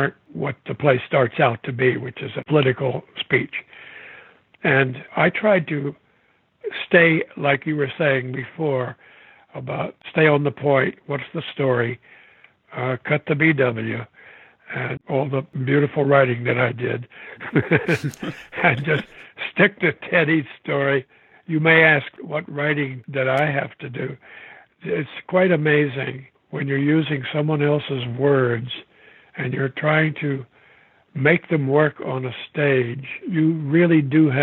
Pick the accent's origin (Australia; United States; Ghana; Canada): United States; the Ozarks, Arkansas; I grew up in Arkansas in the Ozarks.